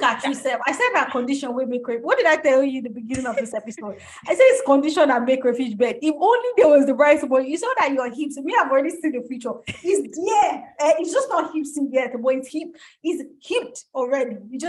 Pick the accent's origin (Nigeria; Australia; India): Nigeria; I think being a Nigerian contributes hugely to why I'm a poet.